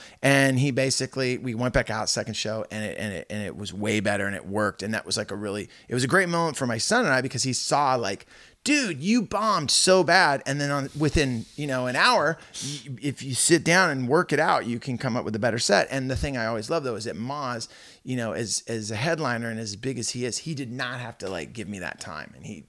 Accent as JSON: {"language": "English", "town": "Santa Cruz", "region": "California", "country": "United States", "tie": "born or raised there", "said": "like, every car I ever got into as a kid growing up, it was like the scent of patchouli, because I was growing up in Santa"}